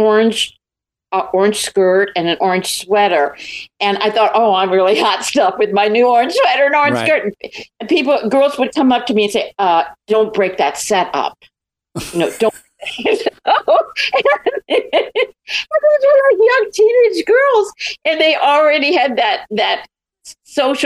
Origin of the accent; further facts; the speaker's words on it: Beverly Hills, California, United States; also born or lived in Norwalk, California; I grew up in Beverly Hills